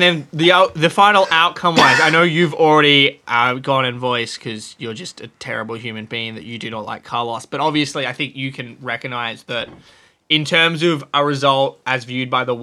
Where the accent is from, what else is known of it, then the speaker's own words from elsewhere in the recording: Australia; As an Australian